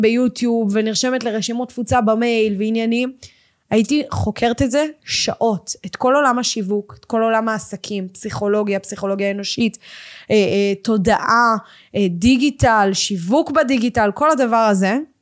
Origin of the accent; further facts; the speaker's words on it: Ganei Tikva, Central District, Israel; גדלתי בגני תקווה